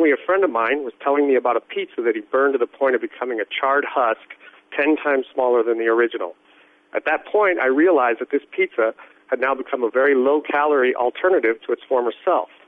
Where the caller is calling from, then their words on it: San Diego, California, United States; I'm calling from San Diego, California, in the U.S.